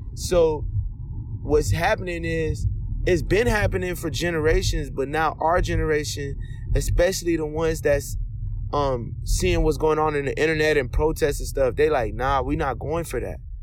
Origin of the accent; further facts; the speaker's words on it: United States; I was born in America, but I'm full-blooded Nigerian. Both my parents Nigerian immigrants.